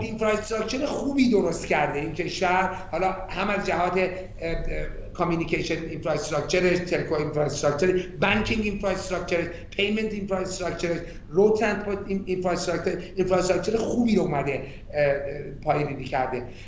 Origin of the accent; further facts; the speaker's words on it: Iran; من ایرانیم